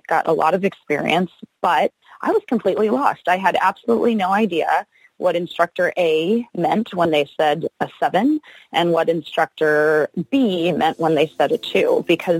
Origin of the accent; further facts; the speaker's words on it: Rancho Palos Verdes, California, United States; I am from Rancho Palos Verdes, which is just south of LAX in Los Angeles, California